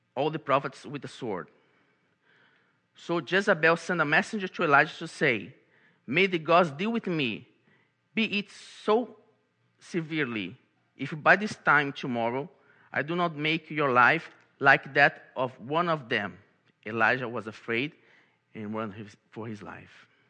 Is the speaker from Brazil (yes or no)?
yes; Brazil; English is a second language; moved away as an adult; now in Baltimore, United States; I'm from Brazil, and I came to this beautiful country called United States, to this beautiful city called Baltimore